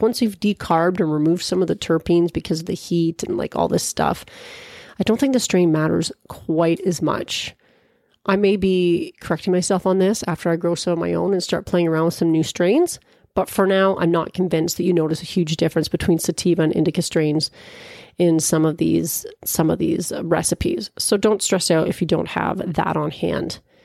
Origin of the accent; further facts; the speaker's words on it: Peterborough, Ontario, Canada; here in my hometown of Peterborough, Ontario